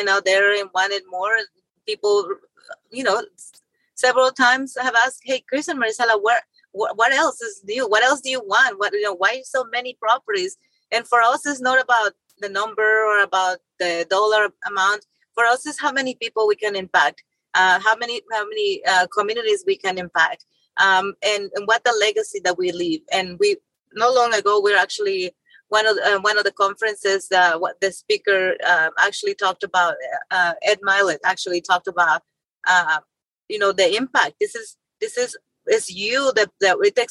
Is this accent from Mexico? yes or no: yes; Mexico; moved away as an adult; also born or lived in Tennessee; now in United States; my childhood growing up in Mexico and poverty.